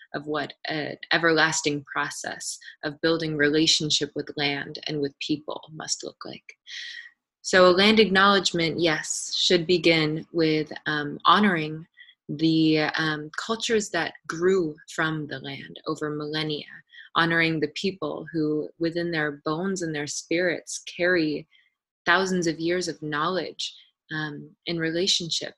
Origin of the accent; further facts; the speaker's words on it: Anchorage, Alaska, United States; I was born and raised here in Degeikak, otherwise known as Anchorage